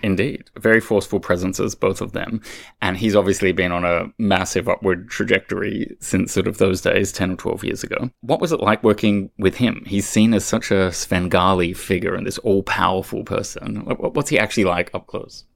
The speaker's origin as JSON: {"language": "English", "country": "Australia", "moved": "yes", "said": "I, being an Australian"}